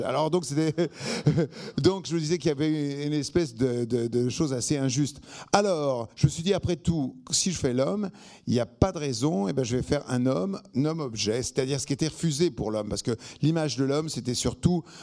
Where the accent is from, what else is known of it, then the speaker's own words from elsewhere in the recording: Arcueil, Île-de-France, France; also born or lived in Bagneux; je viens d'Arcueil-Cachan, qui est, enfin, Arcueil-Cachan, c'est la station de métro. Je viens d'Arcueil, donc, je né à Bagneux